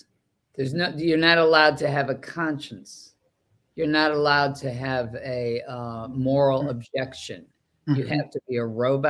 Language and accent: English; Boston, Massachusetts, United States; I mean, I'm from Boston.